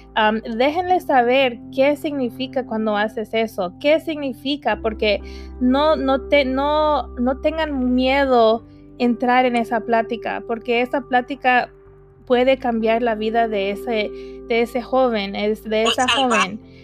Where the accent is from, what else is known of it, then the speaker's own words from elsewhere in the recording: United States; mis papás no son de aquí, pero yo soy de aquí.